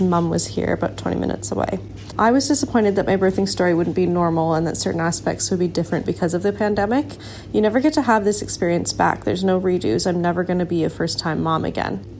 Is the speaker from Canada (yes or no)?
yes; Canada; moved away as an adult; now in Auckland, New Zealand; I'm a Canadian, and so I was obviously living abroad when I had my baby